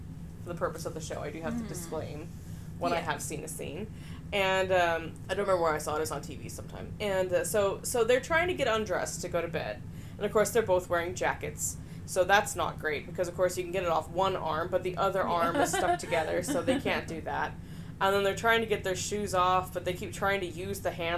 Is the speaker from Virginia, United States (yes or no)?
no; California, United States; I'm from California